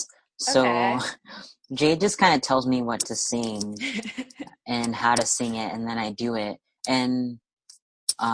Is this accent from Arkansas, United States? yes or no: yes; Arkansas, United States; I grew up in Arkansas